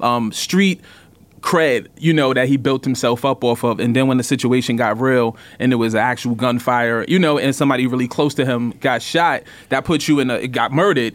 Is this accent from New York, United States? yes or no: yes; New York City, New York, United States; I grew up in Brooklyn, eighties and nineties.